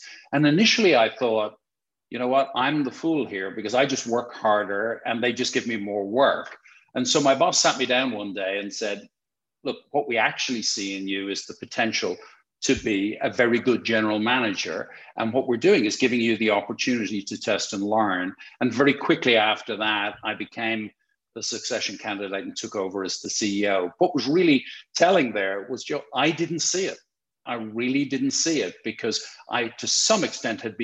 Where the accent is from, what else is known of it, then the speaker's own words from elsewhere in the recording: Dublin, Leinster, Ireland; moved away as an adult; also born or lived in London; I born and raised in Dublin, in Ireland, thus the funny accent